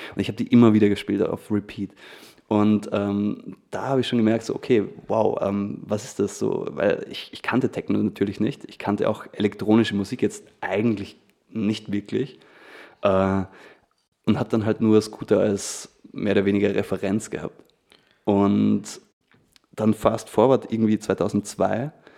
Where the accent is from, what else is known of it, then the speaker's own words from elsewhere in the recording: Feldkirch, Vorarlberg, Austria; ich komm aus Felkert. Das ist so ein, ähm, sage ich jetzt mal, so eine 20.000 Einwohnerstadt in, in Vorarlberg.